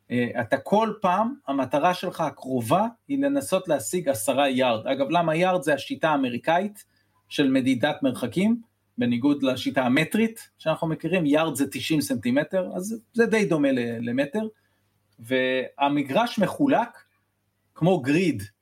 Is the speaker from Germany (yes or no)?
no; United States; also born or lived in Israel; וגדלתי בארצות הברית, אז uh, אחרי זה סוג של שילוב בין ישראל לארצות הברית, היו לי שנים פה, שנים שם